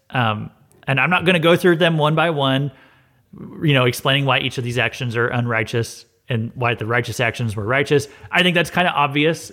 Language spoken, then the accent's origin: English; Missouri, United States; I'm from Missouri too